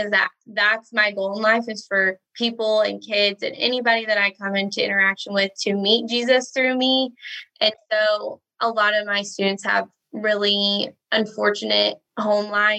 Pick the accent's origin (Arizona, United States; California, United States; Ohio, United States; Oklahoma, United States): Oklahoma, United States; Ardmore; I'm Southern Oklahoma. So I'm in a little tiny town called Ardmore. This is actually where I grew up.